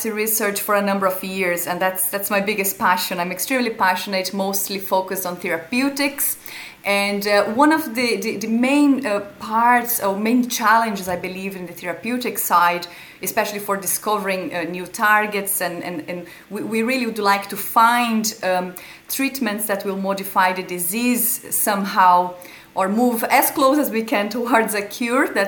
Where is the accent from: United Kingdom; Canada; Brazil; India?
Brazil; moved away as an adult; now in Ireland; I'm originally from Brazil. I've chosen to live in Ireland